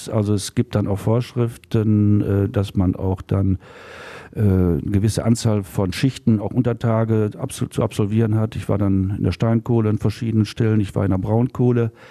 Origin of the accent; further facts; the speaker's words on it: Gladbeck, North Rhine-Westphalia, Germany; born there; ne, geboren